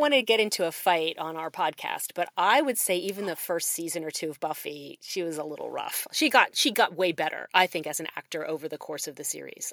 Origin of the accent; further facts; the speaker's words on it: Newtown Square, Pennsylvania, United States; now in Oxford, Mississippi, United States; I grew up in Newtown Square